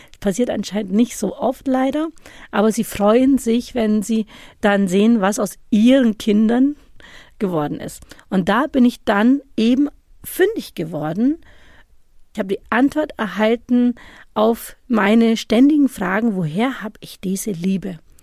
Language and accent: German; Germany; obwohl ich ja deutsch aufgewachsen bin